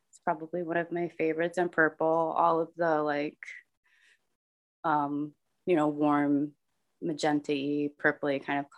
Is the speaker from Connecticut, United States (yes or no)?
yes; Connecticut, United States; also born or lived in California / Texas / Philadelphia / Rhode Island; I'm, I guess I'm from Connecticut. I wasn't born there, but I grew up there.